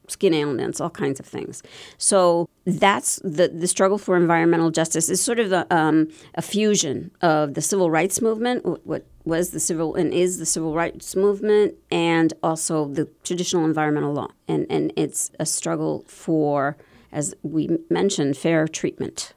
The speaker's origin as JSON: {"language": "English", "town": "Bethlehem", "region": "Pennsylvania", "country": "United States", "tie": "born or raised there", "also_born_or_lived": "South Bronx, New York", "moved": "yes", "said": "when I was six years old, my parents moved to Bethlehem"}